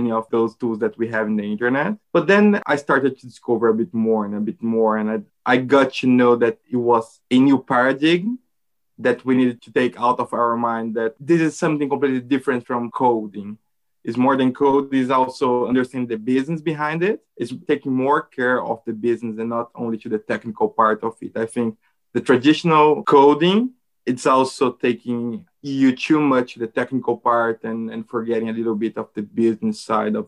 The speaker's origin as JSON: {"language": "English", "country": "Brazil", "also_born_or_lived": "Netherlands", "moved": "yes", "lives_now": "Portugal", "said": "from Brazil. I'm currently living in Portugal."}